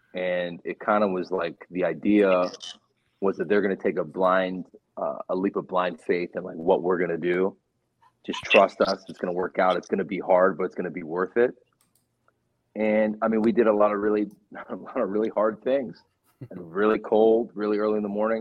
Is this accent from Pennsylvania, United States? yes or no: yes; Pittsburgh, Pennsylvania, United States; moved away as an adult; now in Cincinnati, United States; I'm from Pittsburgh, Pennsylvania